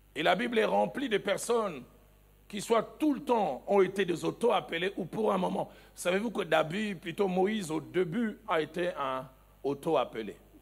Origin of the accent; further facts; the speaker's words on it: the East, eastern DR Congo, DR Congo; also born or lived in Kinshasa; chez nous, à l'Est